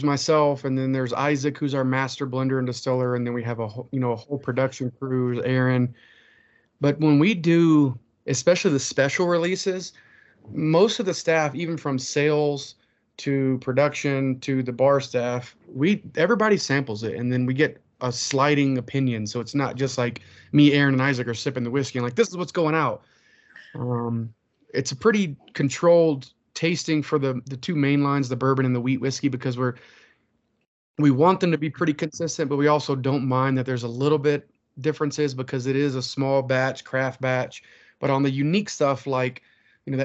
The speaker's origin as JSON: {"language": "English", "region": "the South", "country": "United States", "accent": "Southern", "moved": "yes", "lives_now": "Colorado, United States", "said": "I'm a Southerner"}